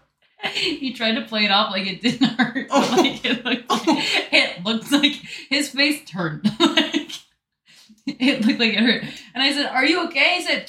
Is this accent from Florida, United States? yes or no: yes; Florida, United States; I'm from Florida.